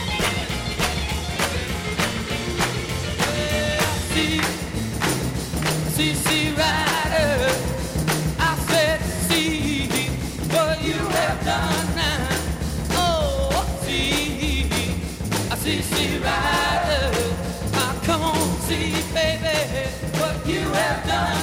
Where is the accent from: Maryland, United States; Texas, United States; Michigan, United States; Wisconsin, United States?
Michigan, United States; Detroit; I was a kid growing up in Detroit, and I was probably about 5 miles away from the Grandy Ballroom.